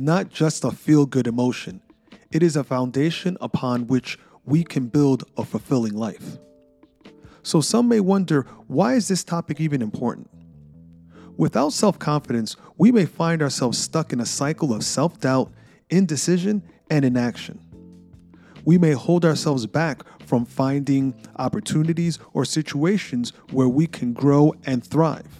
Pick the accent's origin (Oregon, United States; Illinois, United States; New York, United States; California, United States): New York, United States; New York City; a shy kid growing up in New York City